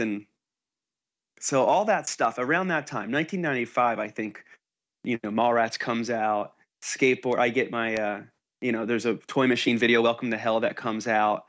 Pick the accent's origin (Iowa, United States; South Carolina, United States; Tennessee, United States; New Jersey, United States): New Jersey, United States; now in California, United States; Because I'm from New Jersey